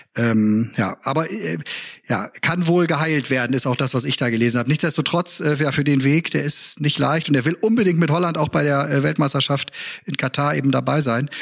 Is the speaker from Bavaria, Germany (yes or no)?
no; Bremen, Germany; als Bremer